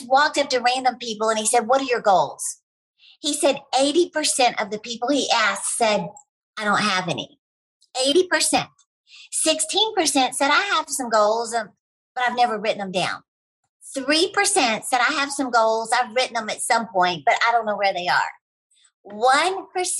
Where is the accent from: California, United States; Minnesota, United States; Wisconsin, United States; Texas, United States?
Texas, United States; I'm from Texas